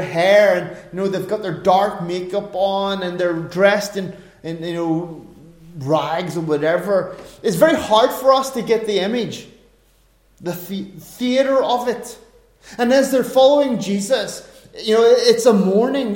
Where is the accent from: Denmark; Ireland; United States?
Ireland; being an Irishman